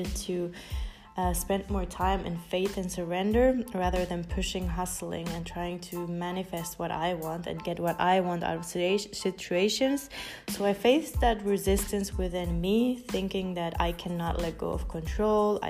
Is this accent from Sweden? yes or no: no; Finland; moved away; also born or lived in United States / Colombia; I grew up in Finland